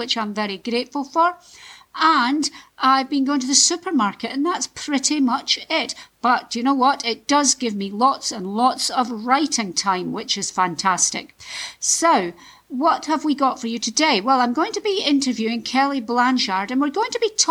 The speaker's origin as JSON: {"language": "English", "region": "Scotland", "country": "United Kingdom", "said": "I'm from Scotland"}